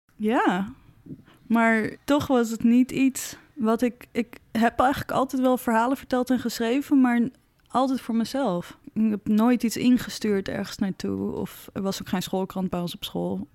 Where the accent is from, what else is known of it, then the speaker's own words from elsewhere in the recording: Zaandam, North Holland, Netherlands; Ik kom uit Zandam, best een close community.